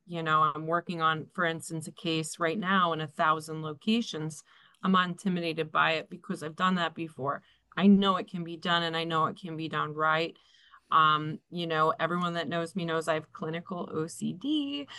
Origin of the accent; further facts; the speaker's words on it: Philadelphia, Pennsylvania, United States; moved away as an adult; now in New Jersey, United States; I grew up in Philadelphia. I moved here when I was 18